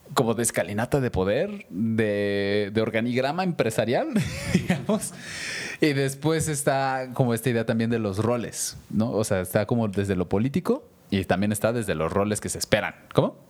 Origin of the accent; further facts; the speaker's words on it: Mexico City, Mexico; now in Querétaro, Mexico; yo que me crié en Ciudad de México, de niños